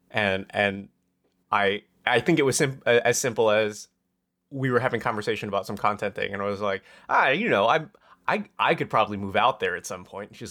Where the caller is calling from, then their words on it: Pacific Northwest, United States; coming from uh you know, the Pacific Northwest.